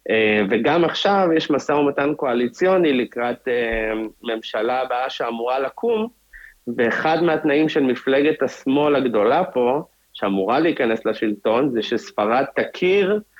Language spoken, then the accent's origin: Hebrew; Israel; now in Madrid, Spain; אז יש אותם גם בחו"ל, בתור ישראלים, בתור יהודים. אנחנו מרגישים את זה, כן.